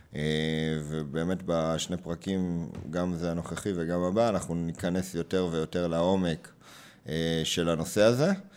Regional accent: Hod HaSharon, Central District, Israel; also born or lived in Beersheba; אם גדלתי בהוד השרון, אחרי שההורים עברו אה, מבאר שבע לשם

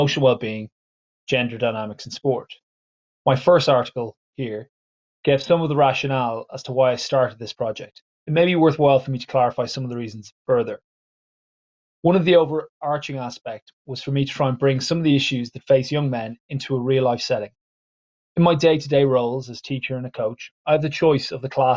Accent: Ireland; I am an Irish English teacher

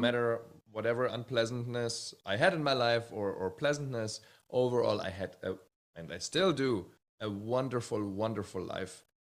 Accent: Bad Hersfeld, Hesse, Germany; moved away; also born or lived in Hamburg, Germany; one year after I was born, we moved to a little town called Bad Hersfeld

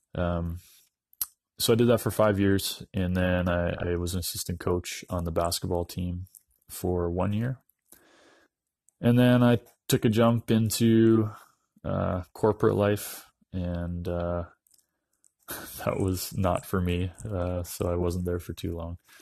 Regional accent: Dawson Creek, British Columbia, Canada; I'm a northern British Columbia boy. I grew up in Dawson Creek, B C

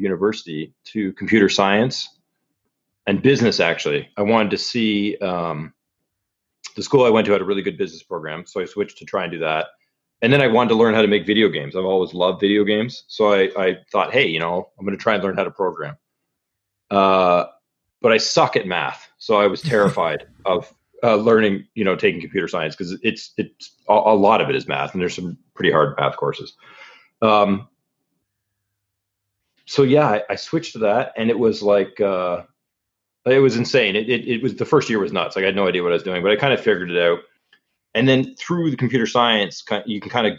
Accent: Ontario, Canada; So originally I'm from Canada. Grew up in Ontario, which is a province in Canada.

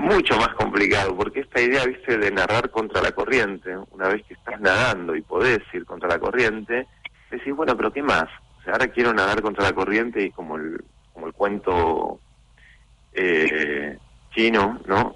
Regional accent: Mar del Plata, Buenos Aires Province, Argentina; now in Buenos Aires, Argentina; uno es nacido y criado en Mar del Plata, eh, estoy viviendo acá ya casi más de la mitad de mi vida

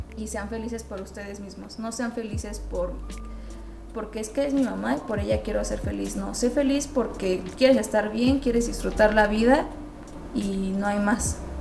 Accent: Mexico; somos el futuro de México

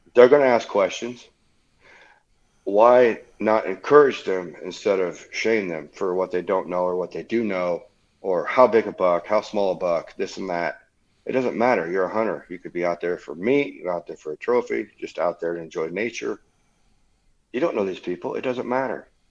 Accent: Leesburg, Indiana, United States; now in Akron, United States; I was originally born in Leesburg, Indiana

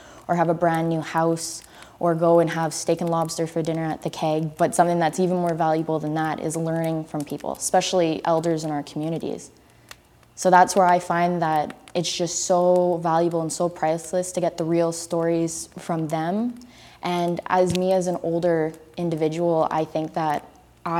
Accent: Lillooet, British Columbia, Canada; now in Coquitlam, Canada; I am from the Stadtliam Nation in Lillooet, BC, which is in the southern interior, specifically from the Huchlip community that's also known as Fountain

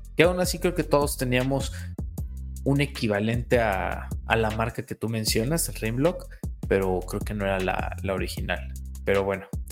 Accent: Cuernavaca, Morelos, Mexico; moved away as an adult; also born or lived in Puebla; Yo soy originalmente de Cuernavaca, Morelos, estudié en Puebla

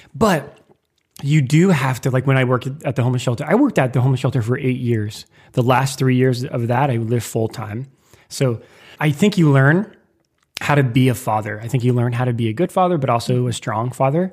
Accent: Lincoln, Nebraska, United States; moved away as an adult; now in New York City, United States; I moved from Nebraska, my hometown, Lincoln, Nebraska.

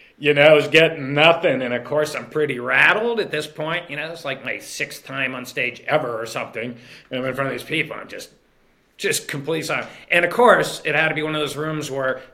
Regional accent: Pittsburgh, Pennsylvania, United States; moved away; I'm from Pittsburgh originally

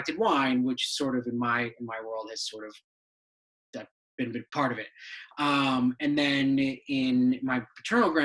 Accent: Cheshire, Connecticut, United States; also born or lived in Brussels, Belgium / Syracuse, New York; we moved to Cheshire, Connecticut, where I lived basically my entire childhood till I went to college

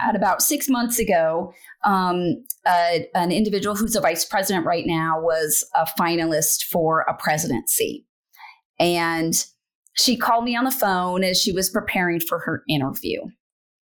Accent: Wyoming, United States; moved away as an adult; now in Nebraska, United States; I'm from Wyoming.

